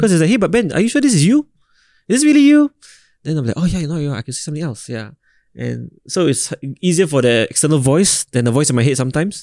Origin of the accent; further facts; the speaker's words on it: Singapore; I'm a proud Singaporean